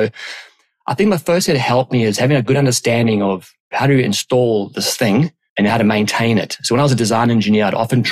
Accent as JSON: {"language": "English", "country": "South Africa", "tie": "born or raised there", "also_born_or_lived": "London, United Kingdom", "moved": "as an adult", "said": "born and raised in South Africa"}